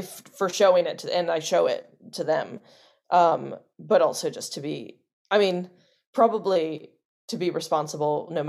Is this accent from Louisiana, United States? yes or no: yes; New Orleans, Louisiana, United States; So I grew up in New Orleans, started doing Shakespeare at the New Orleans Shakespeare Festival there